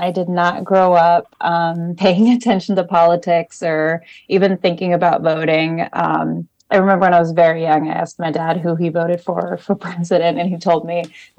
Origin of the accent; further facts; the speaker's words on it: Oklahoma, United States; moved away as an adult; also born or lived in New Haven, Connecticut; now in Burlington, United States; I'm from Oklahoma